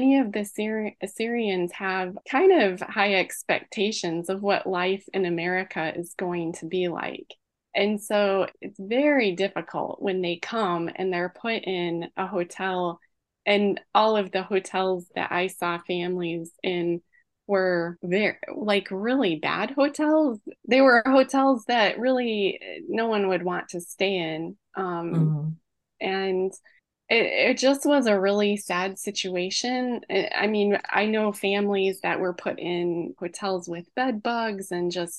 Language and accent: English; United States; as an American that has grown up here